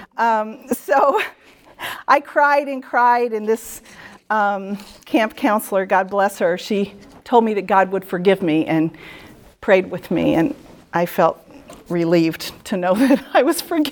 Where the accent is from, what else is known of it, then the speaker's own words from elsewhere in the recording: Midwest, United States; moved away as an adult; also born or lived in New England; I'm a Midwesterner